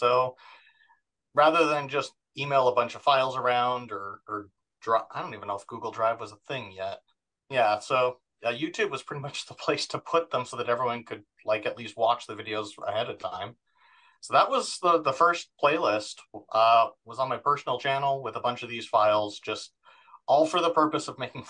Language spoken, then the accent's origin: English; Orem, Utah, United States; also born or lived in Provo; Born and raised in Utah, active Mormon parents, born in Provo, raised in Orem. So very much Utah Valley, served a mission, Portland, Oregon, 2001, 2003.